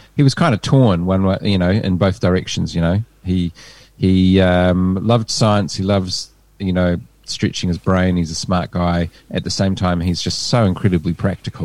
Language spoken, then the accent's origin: English; Hamilton, Waikato, New Zealand; now in Hawke's Bay, New Zealand; I'm from the Tron